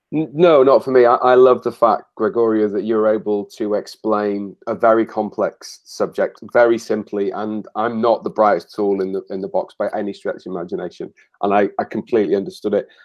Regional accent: Wales, United Kingdom; So I'm Welsh, and I'm passionately Welsh

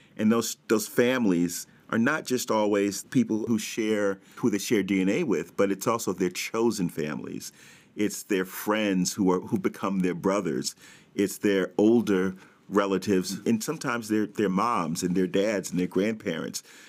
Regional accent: New York City, New York, United States; I'm born and raised in Brooklyn

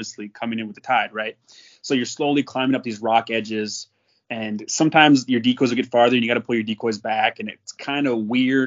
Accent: North Dakota, United States; I grew up in North Dakota

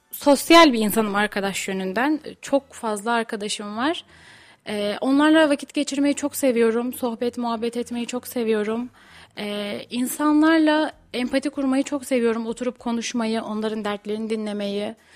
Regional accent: Tokat, Turkey; Erciyes Üniversitesi'nde okuyorum harita mühendisliği. Son sınıfım. Tokatlıyım.

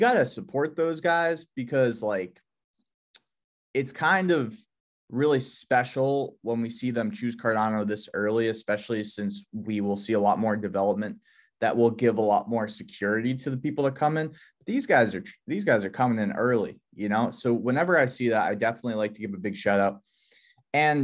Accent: near Boston, Massachusetts, United States; I was born on the East Coast near Boston, Massachusetts

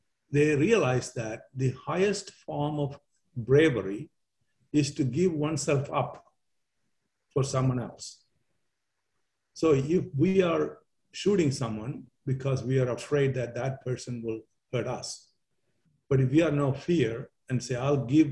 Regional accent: Kerala, India; now in United States; my hometown at the tip of India

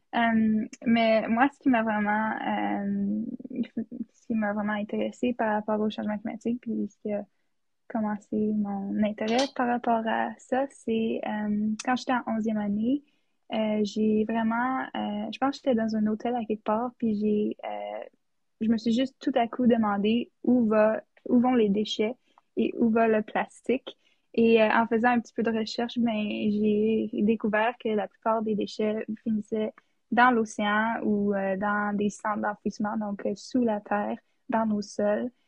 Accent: Whitehorse, Yukon, Canada; now in Ottawa, Canada; je viens de Whitehorse au Yukon

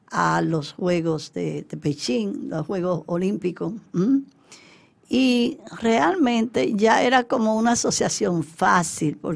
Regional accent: Santiago de los Caballeros, Santiago, Dominican Republic; also born or lived in Beijing, China; Yo nací en Santiago, yo soy cibaeña. Exacto. Yo nací en Santiago.

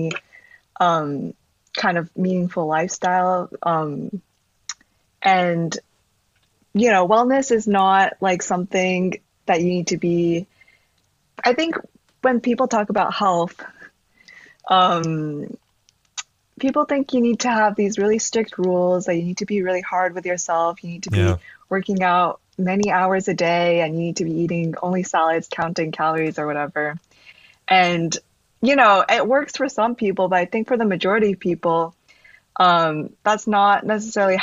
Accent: New York, United States; also born or lived in Texas, United States; I was born in Texas, but then I moved to New York when I was about 7

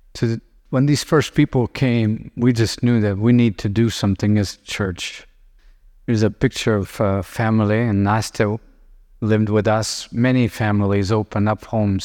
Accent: Lithuania; I grew up in Soviet Union and, uh, when I was little, we would have Russian tanks on the streets. Today, I live in Lithuania

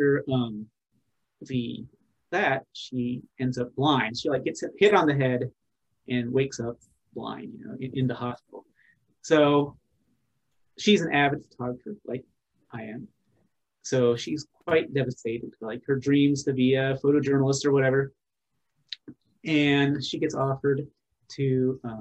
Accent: Pacific Northwest, United States; I'm from the Pacific Northwest.

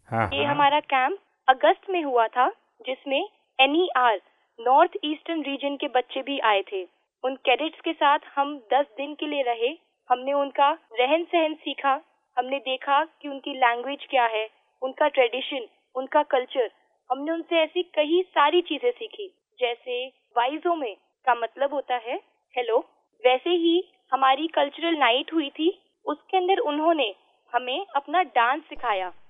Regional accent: Delhi, India; मैं दिल्ली की रहने वाली हूँ सर

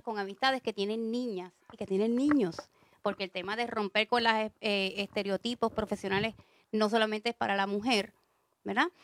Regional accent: San Juan, Puerto Rico; yo soy de San Juan también

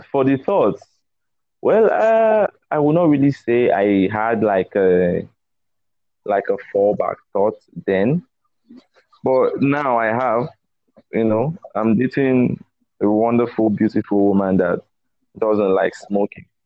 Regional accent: Warri, Delta, Nigeria; Pardon my pidgin, because I grew up in Warri.

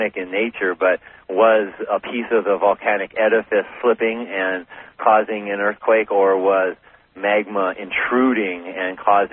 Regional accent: Humboldt County, Northern California, United States; moved away as an adult; also born or lived in Los Angeles, California; now in Hawaii, United States; I was born in Los Angeles and spent most of my growing up in Humboldt County

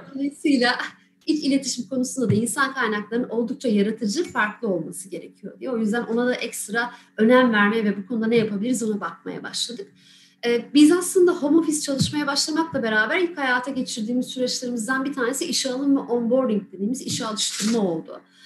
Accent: Balıkesir, Turkey; moved away as an adult; Aslen Balıkesirliyim, ailem de orada. Üniversiteyle beraber buraya geldim.

